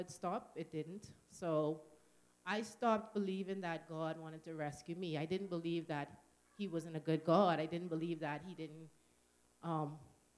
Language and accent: English; Nassau, New Providence, Bahamas; moved away; we come from the Bahamas, New Providence, which is the main island, or the capital, we call it, known more as Nassau